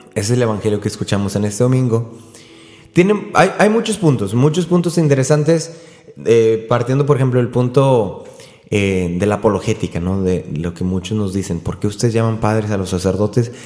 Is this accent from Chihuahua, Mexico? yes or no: no; Río Bravo, Tamaulipas, Mexico; mi pueblo, yo soy de Río Bravo, Tamaulipas